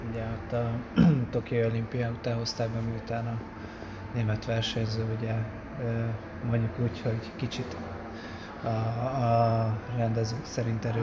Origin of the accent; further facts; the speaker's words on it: Hungary; örültem, hogy mégis a legjobb magyar, magyarként negyedik helyen bejöttem